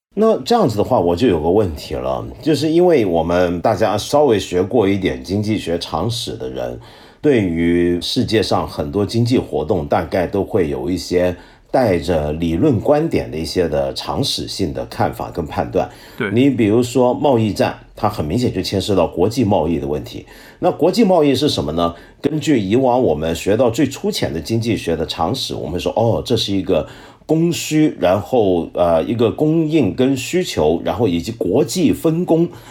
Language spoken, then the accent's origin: Chinese; China; 我们中国人都是学雷锋的好学生